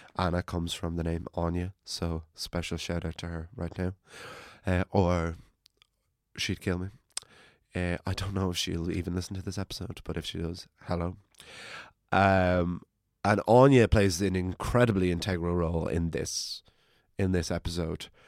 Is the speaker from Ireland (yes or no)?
yes; County Wicklow, Leinster, Ireland; I'm from County Wicklow